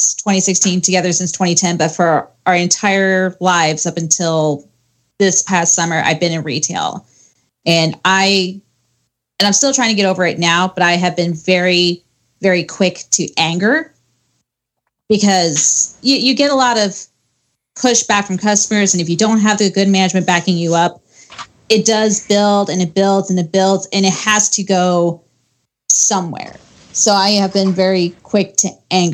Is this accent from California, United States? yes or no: no; Ohio, United States; now in Arizona, United States; So I'm originally from Ohio. So if you get some mixed accents there, that's why.